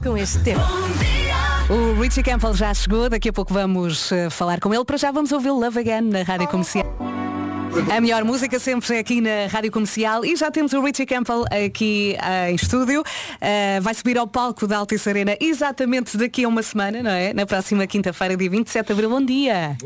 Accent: Lisbon, Portugal; also born or lived in Vila Franca de Xira; eu nasci em Lisboa, depois uh, fui para a periferia.

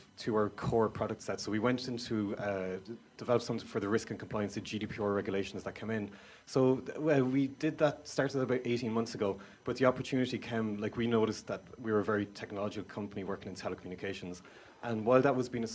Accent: Kildare, Leinster, Ireland; moved away as an adult; also born or lived in Waterford; now in Skibbereen, Ireland; I'm originally from Kildare

